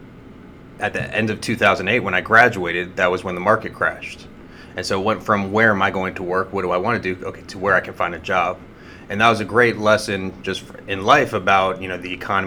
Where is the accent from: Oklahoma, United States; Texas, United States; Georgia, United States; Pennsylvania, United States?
Georgia, United States; Sandy Springs; also born or lived in Dunwoody, Georgia / Ann Arbor, Michigan; I grew up in Sandy Springs